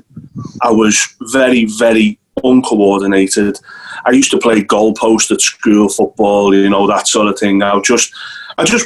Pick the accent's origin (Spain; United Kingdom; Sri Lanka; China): United Kingdom; Hightown, North West England; accent: Scouse; moved away as an adult; also born or lived in Crosby; now in Isle of Man; I was born in a place called Crosby, and then we moved a little bit up the road to a place called Hightown, which is about halfway between Liverpool and Southport